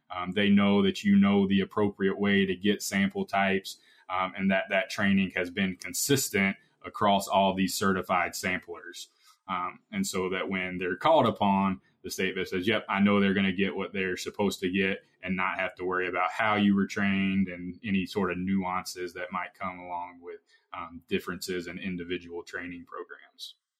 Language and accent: English; Georgia, United States; moved away as an adult; now in Iowa, United States; I'm originally from Georgia and now at Iowa State University